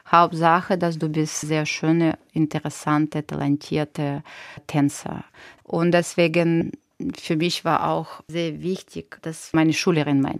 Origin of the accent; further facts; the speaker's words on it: Ukraine; German is a second language; Ich bin verpflichtet, das noch mehr machen, weil ich bin aus der Ukraine selbst, ne?